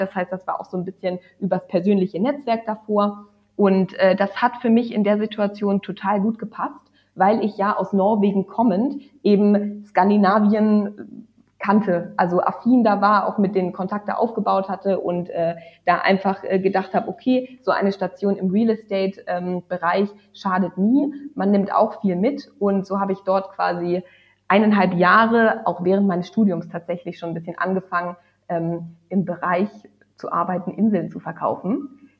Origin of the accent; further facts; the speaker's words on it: lastly Lübeck, Northern Germany, Germany; also born or lived in Hamburg / Oslo; ich bin aufgewachsen im Norden von Deutschland, also jetzt zuletzt in Lübeck